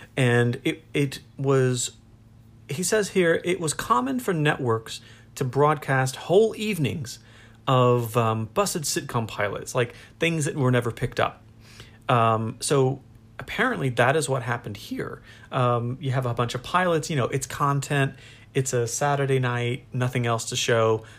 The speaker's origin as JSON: {"language": "English", "country": "United States", "said": "I'm American"}